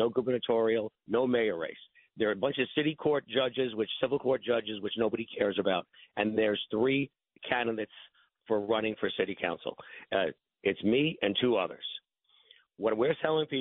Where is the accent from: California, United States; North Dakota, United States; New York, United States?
New York, United States; New York City; I grew up in Bay Ridge. So this is my home. My home for, 61 years now.